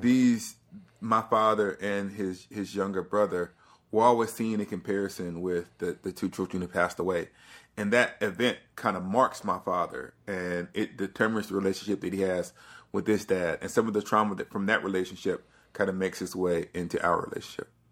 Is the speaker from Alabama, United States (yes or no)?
yes; Alabama, United States; I'm from the South, I'm from Alabama